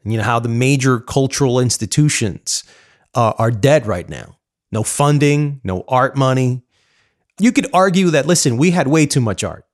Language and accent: English; New York City, New York, United States; I'm a New Yorker